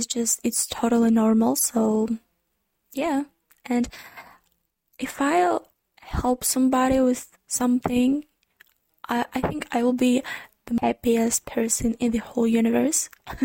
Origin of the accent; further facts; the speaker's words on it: Ukraine; first language Ukrainian; English is a second language; Actually, the fun thing that I'm a non-native speaker in English. My native language is Ukrainian